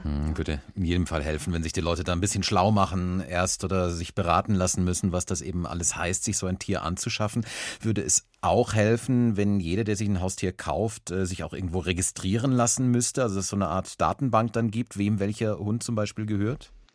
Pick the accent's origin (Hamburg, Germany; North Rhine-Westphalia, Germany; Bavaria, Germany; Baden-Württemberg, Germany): Bavaria, Germany; bei uns in Bayern